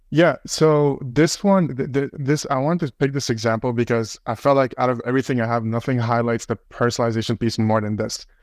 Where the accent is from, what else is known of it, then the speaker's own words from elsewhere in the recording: Toronto, Ontario, Canada; I'm Canadian, I'm from Toronto